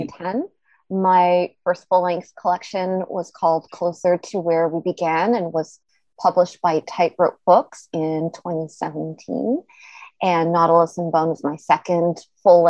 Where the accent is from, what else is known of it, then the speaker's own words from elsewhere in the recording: Toronto, Ontario, Canada; also born or lived in Montreal / Vancouver / Tel Aviv, Israel; I was born and raised in Toronto, but I've also lived in Montreal and in Vancouver and in Tel Aviv, Israel